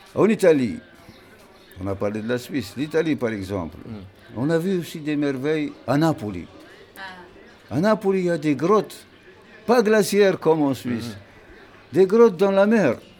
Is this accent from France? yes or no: no; central Tunisia, Tunisia; je viens du centre de la Tunisie